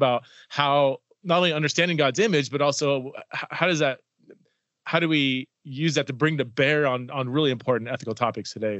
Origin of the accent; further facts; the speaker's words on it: Southern California, United States; I'm from Southern California